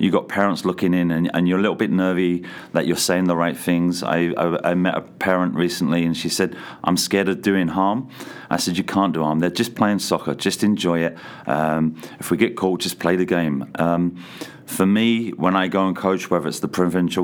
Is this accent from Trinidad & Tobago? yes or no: no; England, United Kingdom; moved away as an adult; now in Canada; coming over from England many years ago